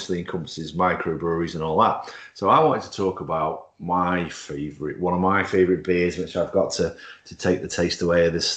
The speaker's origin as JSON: {"language": "English", "town": "Stoke-on-Trent", "region": "West Midlands", "country": "United Kingdom", "tie": "born or raised there", "said": "less than 1.4 miles from where I was born in Bursley"}